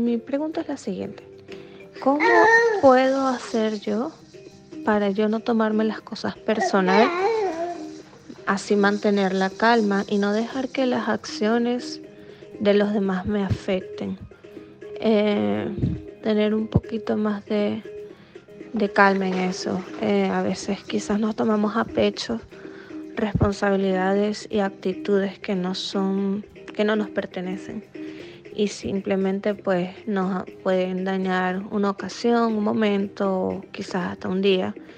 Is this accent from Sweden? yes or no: no; Venezuela; now in Stamford, United States; soy venezolana, vivo en Stanford, Connecticut, en los Estados Unidos